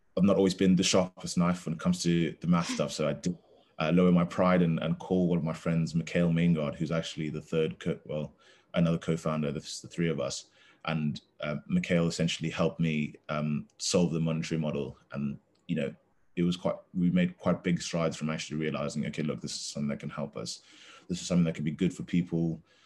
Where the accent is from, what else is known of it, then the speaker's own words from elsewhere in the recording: Zambia; now in Durham, United Kingdom; I'm from Zambia, um, currently finishing my economics degree at Durham University